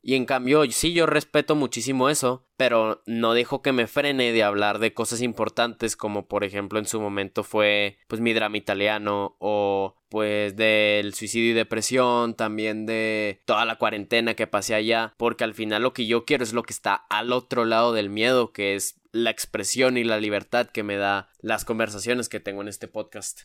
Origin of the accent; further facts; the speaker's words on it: Mexico; decir que soy mexicano, también soy muy orgulloso de eso